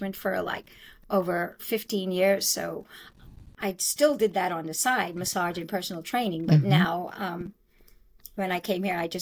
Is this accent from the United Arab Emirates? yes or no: no; Nassau, New Providence, Bahamas; now in Exuma, Bahamas; I was born in Nassau, Bahamas, but I live in Exuma.